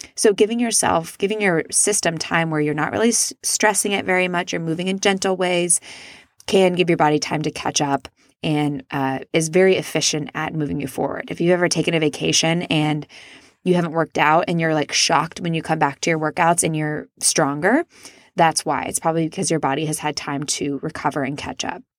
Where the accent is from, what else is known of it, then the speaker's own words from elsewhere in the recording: Midwest, United States; I was raised in the Midwest where it's not very polite to talk about yourself